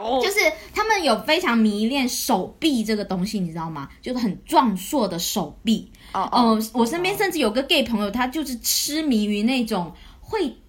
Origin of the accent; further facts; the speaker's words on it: Guangdong, China; 我是潮汕人嘛